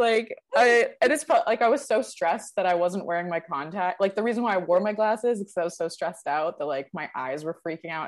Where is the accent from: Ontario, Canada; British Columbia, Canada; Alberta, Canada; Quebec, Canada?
British Columbia, Canada; Vancouver; also born or lived in Toronto; I'm from Vancouver, but all of my like university connections and friendships are mostly based in Toronto